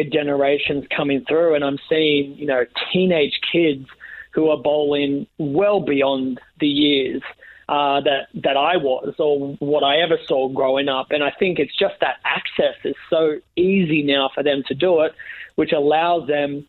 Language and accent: English; Australia; I was born into bowling. Neither of my parents were bowlers themselves. They just thought the game of bowling would be a great business opportunity for my small country town.